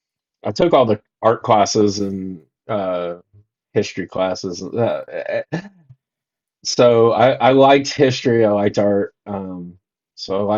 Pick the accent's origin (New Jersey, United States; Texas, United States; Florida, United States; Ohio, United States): Ohio, United States; Columbus; I grew up in Ohio, Columbus